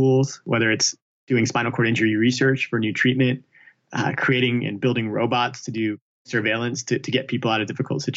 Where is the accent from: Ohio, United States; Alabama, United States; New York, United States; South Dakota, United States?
Alabama, United States; I grew up in Alabama